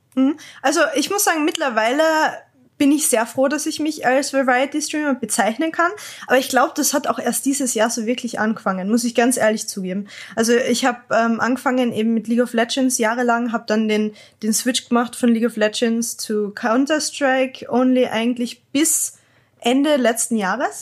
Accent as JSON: {"language": "German", "town": "Klagenfurt", "region": "Carinthia", "country": "Austria", "said": "ich bin halt ähm, aus Österreich, Klagenfurt und bei uns hat's ganz ehrlich nicht so viele Leute geben in der Umgebung"}